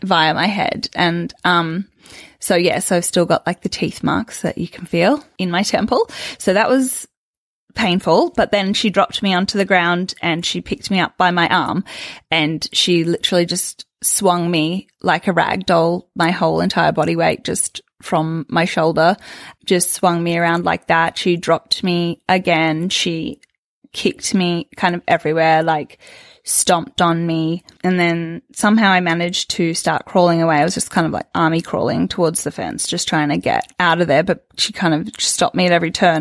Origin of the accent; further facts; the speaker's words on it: Sydney, New South Wales, Australia; I grew up in Sydney and I was very much like a city, a city girl.